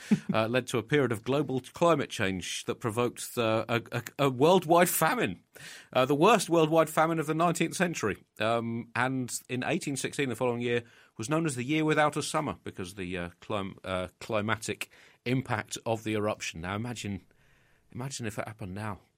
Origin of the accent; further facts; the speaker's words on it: United Kingdom; a Brit